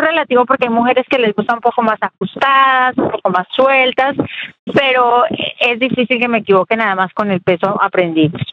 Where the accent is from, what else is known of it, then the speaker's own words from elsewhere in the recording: Colombia; moved away; crecí en Colombia